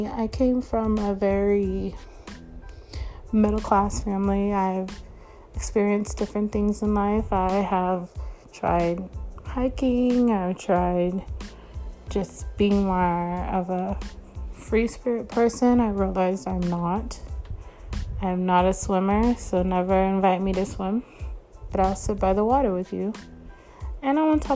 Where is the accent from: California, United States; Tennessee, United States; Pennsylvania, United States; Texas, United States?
California, United States; Northern; also born or lived in Florida; I am from California, northern part of California